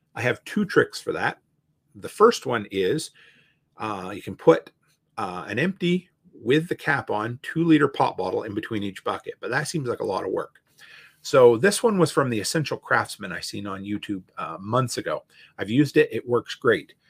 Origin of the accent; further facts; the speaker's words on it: Canada; also born or lived in Alberta; me being a Canadian